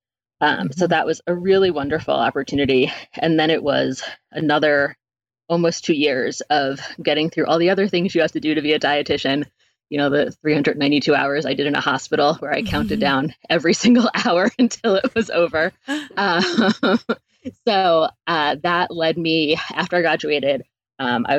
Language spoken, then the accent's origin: English; East Coast, United States; moved away; also born or lived in New York City; I'm from the East Coast originally, and lived in New York City and did that for a number of years.